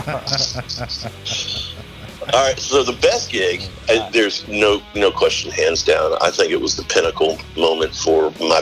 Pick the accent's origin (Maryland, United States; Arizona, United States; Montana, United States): Maryland, United States; Clinton; I grew up in Clinton, so. And I went to Surrattsville.